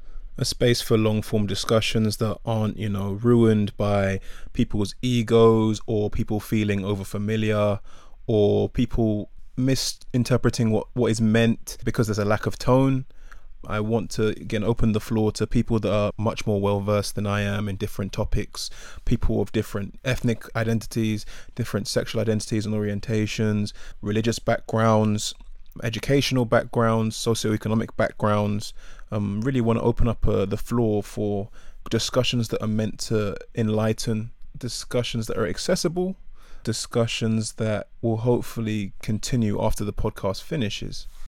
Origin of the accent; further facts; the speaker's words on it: United Kingdom; So when I look at myself, obviously I'm black British, I'm Ghanaian, I'm Ga, I'm Ewe.